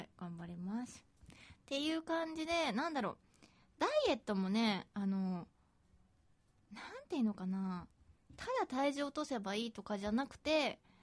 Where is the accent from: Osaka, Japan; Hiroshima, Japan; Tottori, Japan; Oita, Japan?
Osaka, Japan; accent: Kansai dialect; 大阪出身だからかわかんないけど